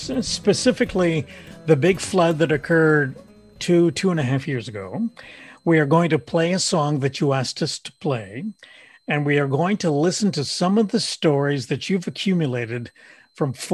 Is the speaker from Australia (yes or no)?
no; Montreal, Quebec, Canada; born or raised there; moved away